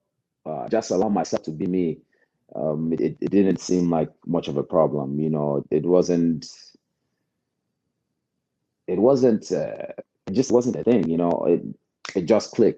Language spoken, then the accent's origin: English; United States; I was actually born here. So, you know, grew up here and I love the United States